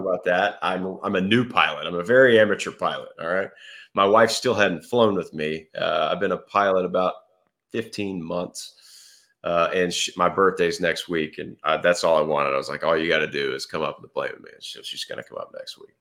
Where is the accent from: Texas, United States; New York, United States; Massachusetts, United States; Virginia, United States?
Texas, United States; Fort Worth; also born or lived in Baton Rouge, Louisiana; I grew up in Fort Worth, Texas. Still live here.